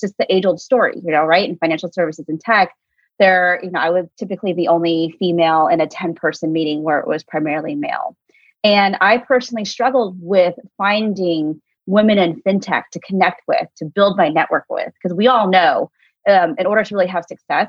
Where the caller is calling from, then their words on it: Oakland, California, United States; And I'm calling in from clear across the country in the Bay Area. So in Oakland, California, even though my background says I really want to be in New York.